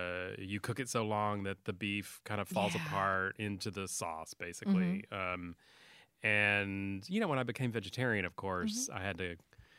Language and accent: English; San Angelo, Texas, United States; also born or lived in Albany, Georgia; I grew up in West Texas.